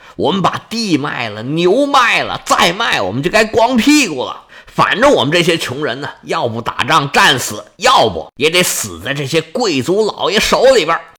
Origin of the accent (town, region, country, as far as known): China